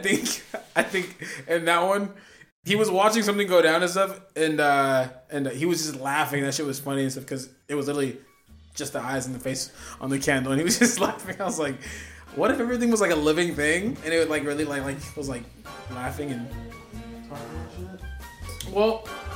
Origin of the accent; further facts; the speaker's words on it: West Virginia, United States; I'm from West Virginia. So go Gators.